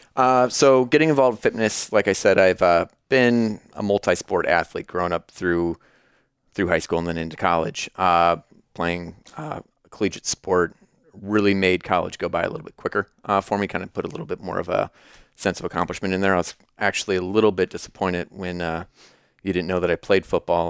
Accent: Davenport, Iowa, United States; moved away as an adult; also born or lived in Chicago, Illinois; now in Peoria, United States; I've been born and raised in Davenport, Iowa

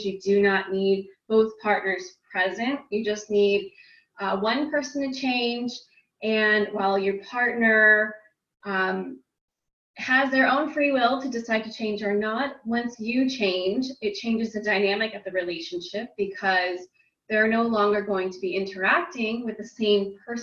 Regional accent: California, United States; I am from California in the United States

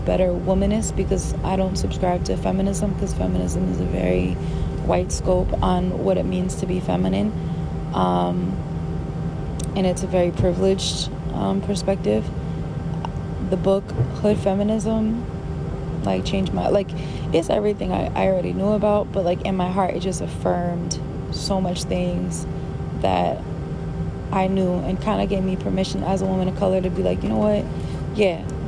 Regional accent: New York, United States; moved away as an adult; being born and raised in New York

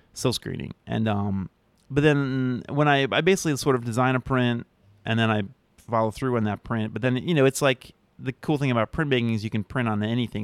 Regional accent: outside of Philadelphia, Pennsylvania, United States; moved away; also born or lived in Providence, Rhode Island; growing up outside of Philadelphia

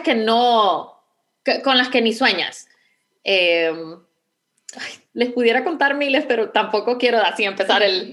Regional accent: Honduras; moved away as an adult; now in Houston, United States; Honduras? Em, definitivamente, bueno, extraño mucho la, facilidad de poder decir, pues voy a ver a mi familia

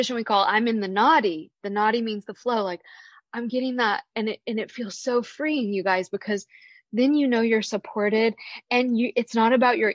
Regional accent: the American South, United States; also born or lived in San Francisco, California; now in Charlottesville, United States; growing up in the American South in the 1980s

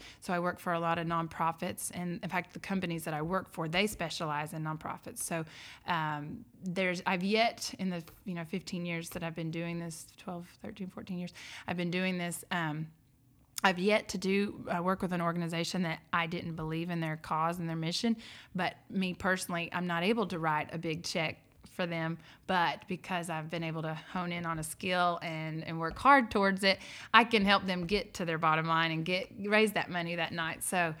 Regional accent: Georgia, United States; But yes, growing up in outside of Atlanta, I watched Atlanta explode in my lifetime. And I was reared on a farm there, just like I said, on the outside of the metro area, and just watched it explode.

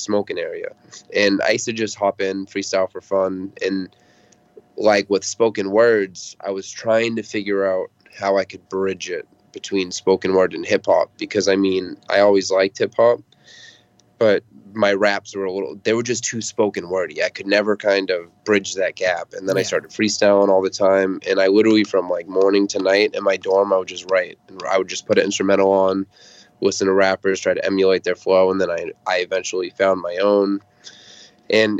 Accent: Lynn, Massachusetts, United States; I grew up in Lynn, Massachusetts, and I still live around the Boston area

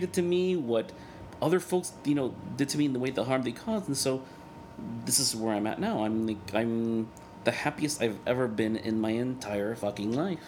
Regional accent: El Salvador; first language Spanish; English is a second language; moved away; Salvador because that's where I'm from

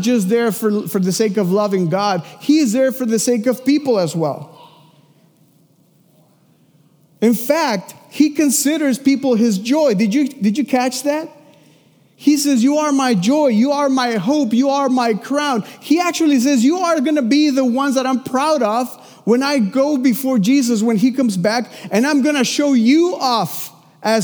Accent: Mexico City, Mexico; moved away; I'm from Mexico City. I lived in a house with three other families in the same house.

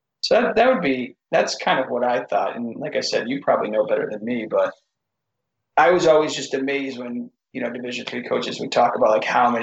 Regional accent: Watertown, Connecticut, United States; I got a job at Taft School, which is in the same town that I grew up in Connecticut

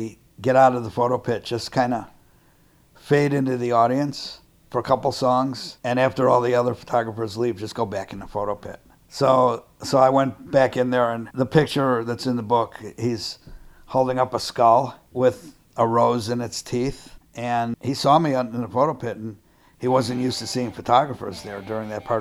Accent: Chicago, Illinois, United States; I'm from Chicago

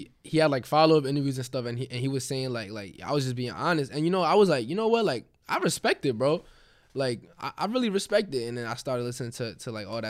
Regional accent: Queens, New York, United States; I'm from Queens.

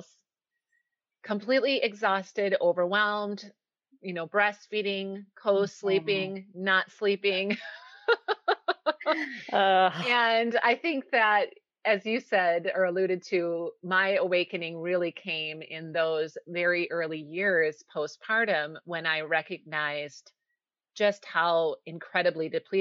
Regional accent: Wisconsin, United States; now in Minnesota, United States; I'm from Minnesota, or I should say I'm living here now, but I am from Wisconsin. So I'm a Midwest girl through and through

